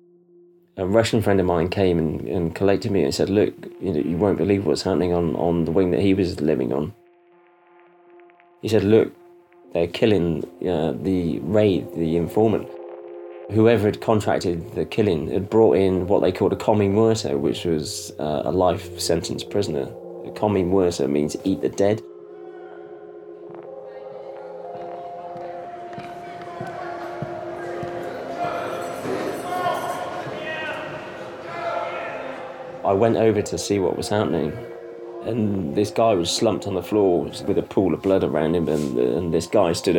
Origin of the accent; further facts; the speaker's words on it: Stroud, South West England, United Kingdom; moved away as an adult; also born or lived in Cardiff; my hometown of Stroud